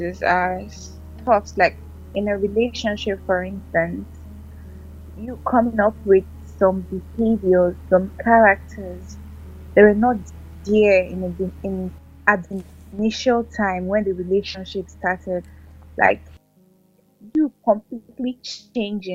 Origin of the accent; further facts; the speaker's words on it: Anambra, Nigeria; now in Port Harcourt, Nigeria; I'm from Anambra State, but I reside in Port Harcourt City